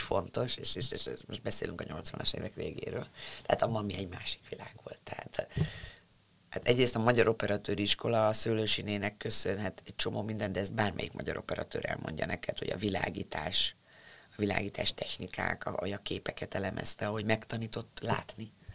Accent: Budapest, Hungary; te budapestiként

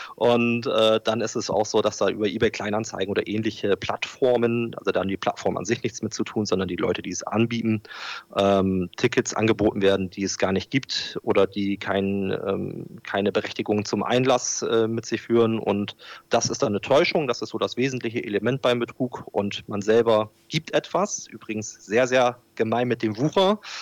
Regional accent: Bremerhaven, Bremen, Germany; ich bin in Bremerhaven geboren und aufgewachsen

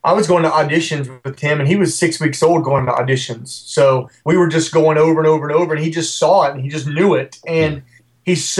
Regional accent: West Virginia, United States; Not my hometown, but my home state of West Virginia

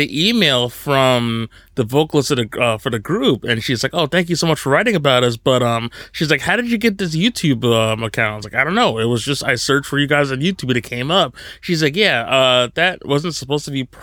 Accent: New Jersey, United States; also born or lived in Long Island; I grew up in New Jersey.

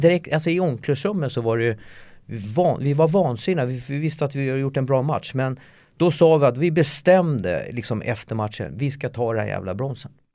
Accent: Solna, Stockholm County, Sweden; jag är ju uppväxt i Solna

